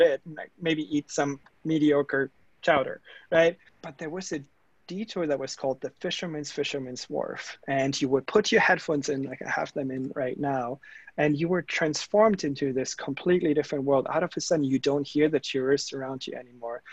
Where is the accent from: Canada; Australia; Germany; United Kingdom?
Germany; accent: German; English is a second language; moved away; you guys might hear from my accent and you know giving it all away like uh, i am that german engineer that I grew up in germany in small town